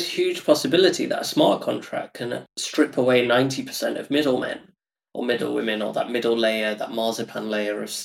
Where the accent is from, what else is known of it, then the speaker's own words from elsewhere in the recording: United Kingdom; I'm like British Indian, and half my family live in India